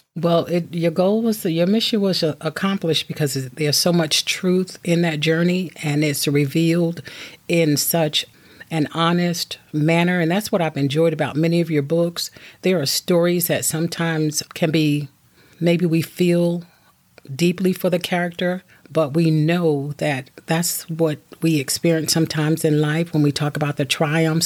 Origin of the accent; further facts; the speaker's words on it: Williamston, North Carolina, United States; I grew up on the East Coast of North Carolina and Williamston